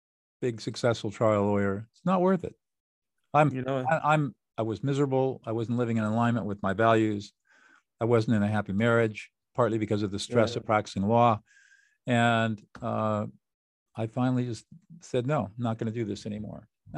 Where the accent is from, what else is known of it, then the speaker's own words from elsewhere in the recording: California, United States; born there; Well, I was born in 1950 in Southern California in affluence and privilege.